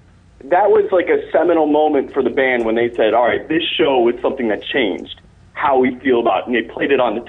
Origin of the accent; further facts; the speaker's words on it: Chicago, Illinois, United States; Chicago area.